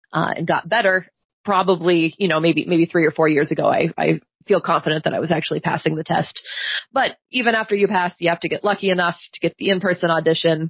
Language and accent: English; Pennsylvania, United States; moved away as an adult; now in Kent, United States; I grew up in Pennsylvania, where there's a lot of small towns